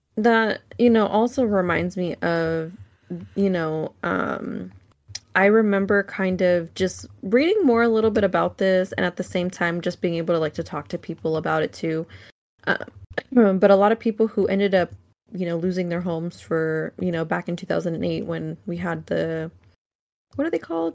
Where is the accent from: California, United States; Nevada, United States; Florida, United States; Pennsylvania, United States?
California, United States; Solano County; I grew up in Solano County